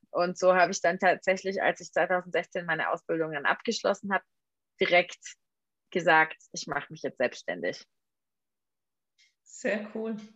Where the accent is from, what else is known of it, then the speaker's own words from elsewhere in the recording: Albstadt, Baden-Württemberg, Germany; Urspring ursprünglich komme ich aus Albstadt. Ich weiß